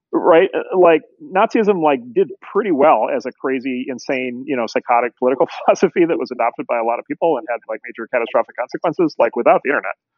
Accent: Midwest, United States; I grew up in the Midwest in the 70s and 80s

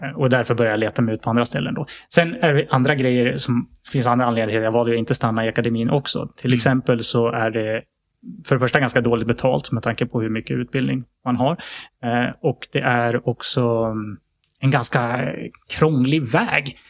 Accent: outside Sandviken, Gävleborg County, Sweden; jag är uppvuxen utanför Sandvikens eh, skogar

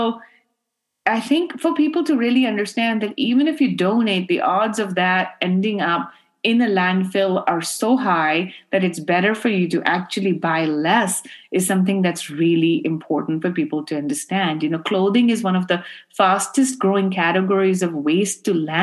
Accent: Karachi, Sindh, Pakistan; now in United States; I grew up in Karachi where my grandfather used to run clothing factories

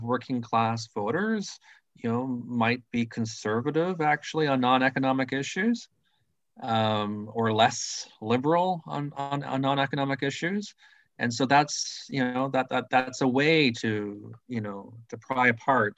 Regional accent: Thunder Bay, Ontario, Canada; moved away; I'm originally from Thunder Bay, Ontario, you know, Union Town, Northern Ontario.

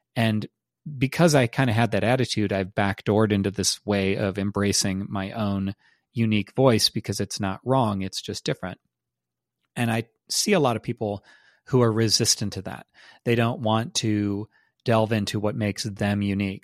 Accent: United States; those of us who are Americans

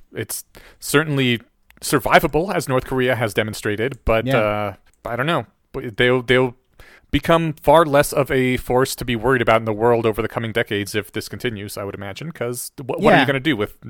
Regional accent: Poland; born there; moved away; Yeah, that's where I was born. I still have Polish citizenship.

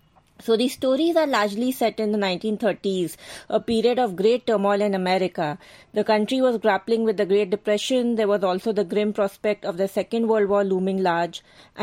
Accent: Mumbai, Maharashtra, India; from Mumbai, India. I am an avid reader.

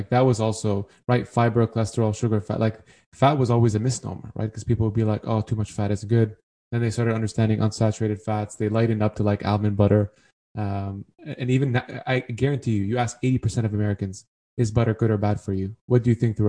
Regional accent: Canada; now in United States; as a Canadian in the U.S.

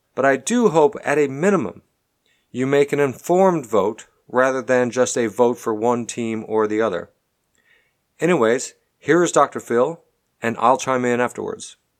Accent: Canada; now in Texas, United States; I'm a Canadian, And while I live here, pay taxes here, employ people here, I unfortunately don't get to vote here.

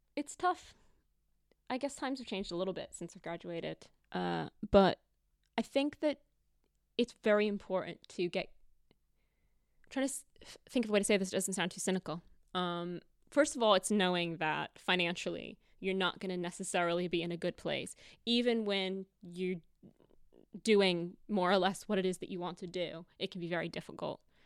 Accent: United States; moved away as an adult; now in United Kingdom; I'm American

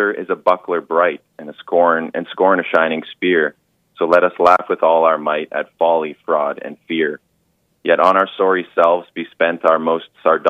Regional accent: Canada; I'm Canadian

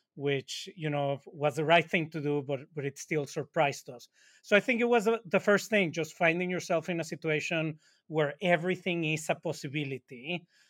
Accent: Monterrey, Nuevo León, Mexico; now in New York, United States; We're both from Monterrey, Mexico, and we live in New York

